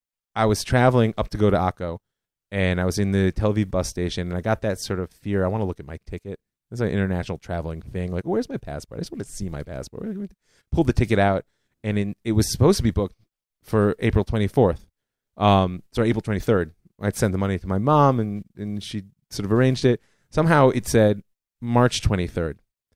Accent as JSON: {"language": "English", "town": "Cleveland", "region": "Ohio", "country": "United States", "tie": "born or raised there", "said": "I mean, I grew up in Cleveland, like I said."}